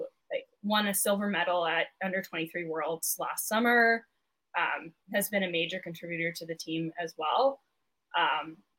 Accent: Calgary, Alberta, Canada; moved away as an adult; I'm from Calgary

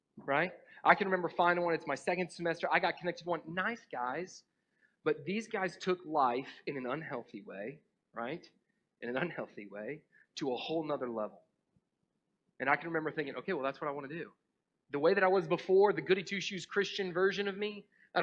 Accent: North Georgia, United States; also born or lived in Atlanta, Georgia; I grew up in North Georgia.

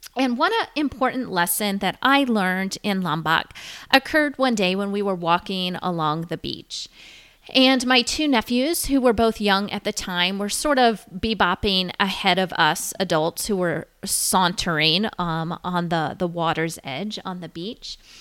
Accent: United States; growing up in the United States

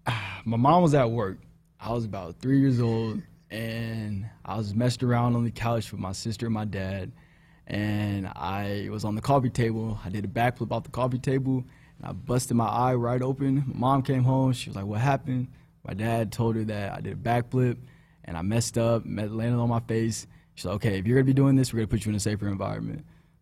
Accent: Houston, Texas, United States; I'm from Houston. Just started introducing myself and everything.

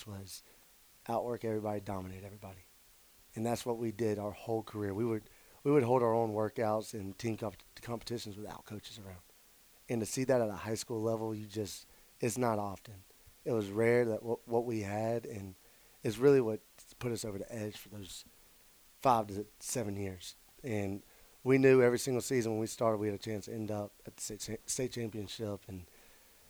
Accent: Mobile, Alabama, United States; at South Alabama in my hometown

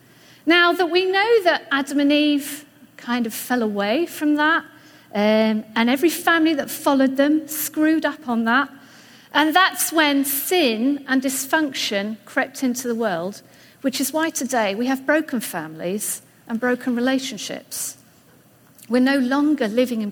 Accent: England, United Kingdom; moved away as an adult; you'll see that I sound different. I'm from England. We've been here about 5 years now

